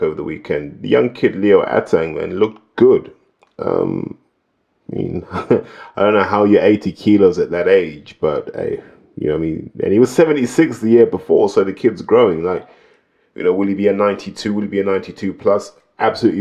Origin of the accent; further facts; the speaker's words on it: Zimbabwe; now in United Kingdom; I grew up in Zimbabwe